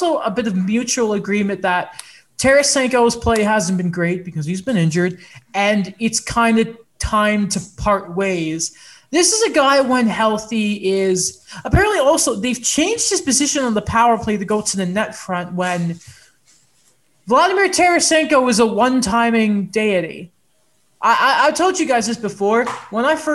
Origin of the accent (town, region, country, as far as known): England, United Kingdom; now in Canada